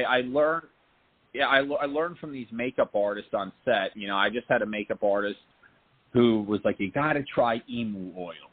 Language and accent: English; Point Pleasant, New Jersey, United States; moved away; also born or lived in New York; we're both from the Jersey Shore. I grew up in a small town